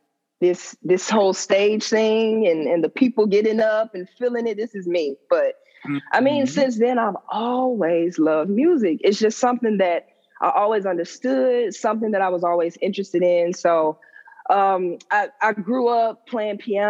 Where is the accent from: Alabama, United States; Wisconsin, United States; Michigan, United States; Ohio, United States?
Alabama, United States; Birmingham; I'm from Birmingham, Alabama, born, bred, and raised.